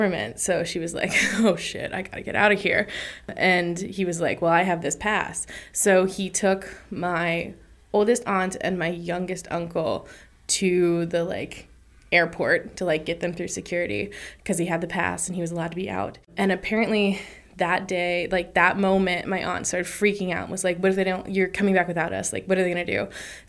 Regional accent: Indianapolis, Indiana, United States; I'm from Indianapolis, Indiana, which, you know, has like, there's like a good Viet population there. So my mom is like white trash, Appalachian, Kentucky country people.

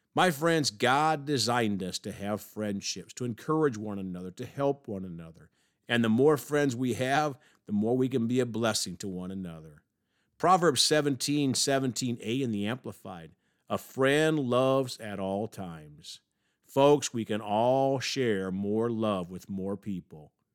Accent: Evansville, Indiana, United States; The University of Evansville, my hometown.

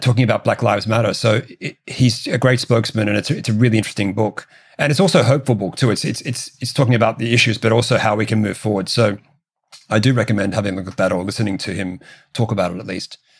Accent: Australia; I'm an Australian

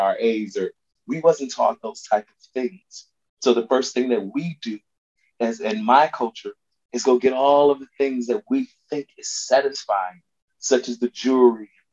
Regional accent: Chicago, Illinois, United States; I'm from the West Side of Chicago

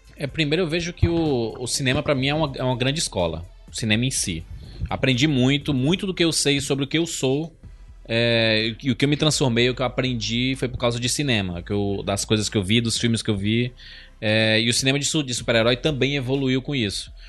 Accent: Ceará, Brazil; Eu sou nordestino

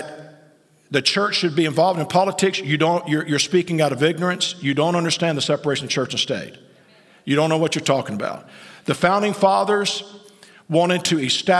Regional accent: United States; I'm a citizen, I'm an American.

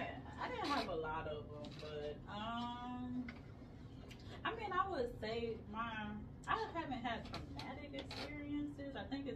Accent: Georgia, United States; also born or lived in Port-au-Prince, Haiti / Miami, Florida; I grew up here. At 4 years old, my mom, she moved to Florida, Miami, Florida, and then 2 years later, we moved to Georgia, and we've been here ever since.

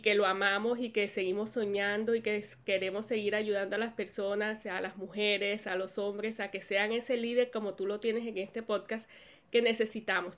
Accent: Colombia; moved away as an adult; now in United States; cuando vine a vivir aquí a los Estados Unidos, que somos de Colombia

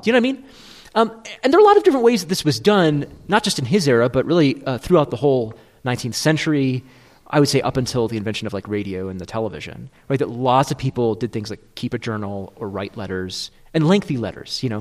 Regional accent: Michigan, United States; I'm from Michigan

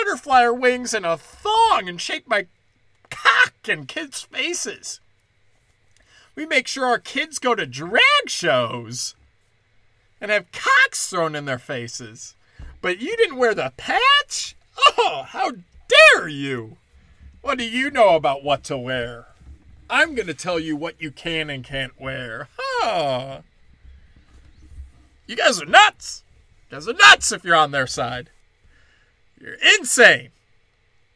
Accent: Illinois, United States; moved away; also born or lived in Florida; I lived in Florida. But growing up in Illinois

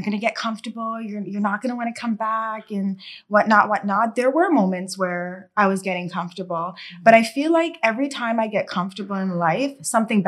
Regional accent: Canada; also born or lived in Jamaica; I was born in Jamaica, came to Canada when I was 6 years old

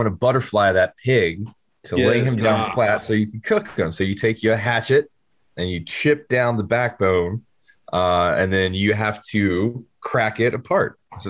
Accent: Fayetteville, North Carolina, United States; I'm from Fayetteville, dog.

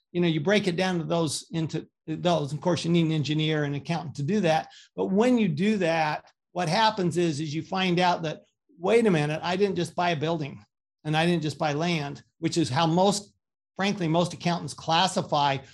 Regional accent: Salt Lake City, Utah, United States; also born or lived in Paris, France / Austin, Texas; I grew up in Salt Lake City, Utah, a good Mormon boy

